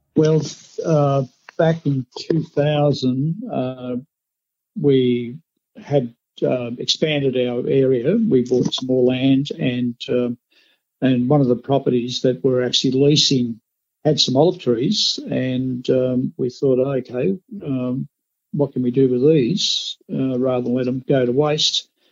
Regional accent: Australia; as Australian rice growers

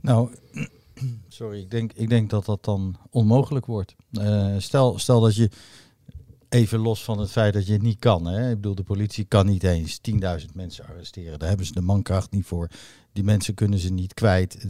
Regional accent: The Hague, South Holland, Netherlands; ik ben geboren op Scheveningen

